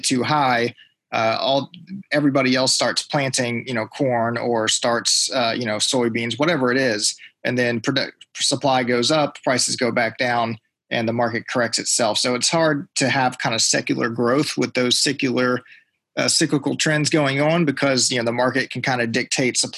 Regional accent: Central Virginia, United States; I grew up here in Central Virginia.

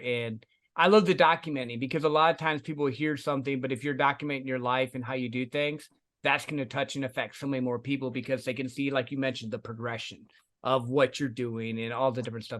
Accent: Midwest, United States; Yeah, I think it's that, and I grew up in the Midwest, and sales was taught that way.

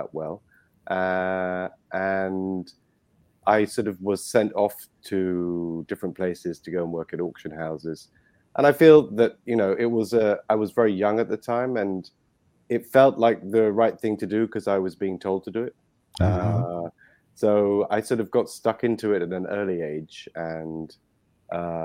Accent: London, United Kingdom; accent: British; moved away as an adult; now in Dominican Republic; My upbringing was in London. As you can probably hear, I am British

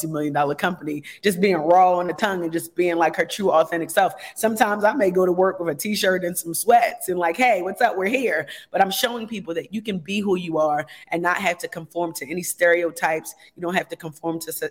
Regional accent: United States; I grew up in America

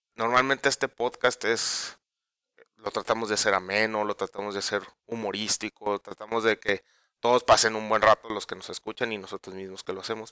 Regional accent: Mexico; todos como mexicanos, los que somos padres de familia

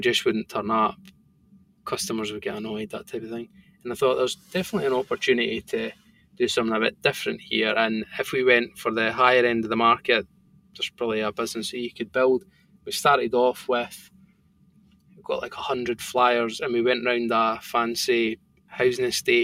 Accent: Bo'ness, Scotland, United Kingdom; accent: thick Scottish; also born or lived in Stirling; where I grew up in Bowness

